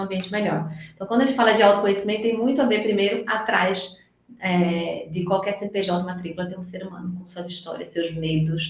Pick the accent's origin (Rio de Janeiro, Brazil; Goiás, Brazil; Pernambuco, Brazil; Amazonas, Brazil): Pernambuco, Brazil; Recife; accent: nordestino, meio misturado com São Paulo; now in São Paulo, Brazil; pelo meu sotaque, já dá para perceber que eu não sou de São Paulo, eu moro em São Paulo, eu sou nordestina, sou de Recife